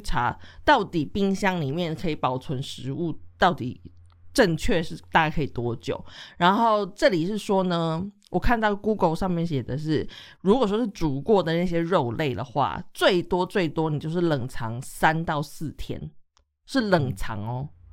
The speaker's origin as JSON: {"language": "Chinese", "country": "Taiwan", "also_born_or_lived": "Europe", "moved": "yes", "said": "我们来自的国家不一样，像台湾就是一个非常 气候就是潮湿啊、闷热嘛"}